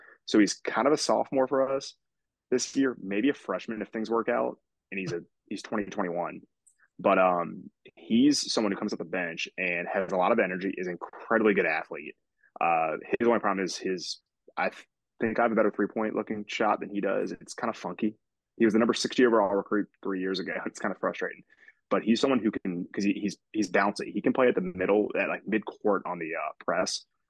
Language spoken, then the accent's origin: English; Virginia, United States; I grew up in Virginia. I mean, watching Wizards games as a kid.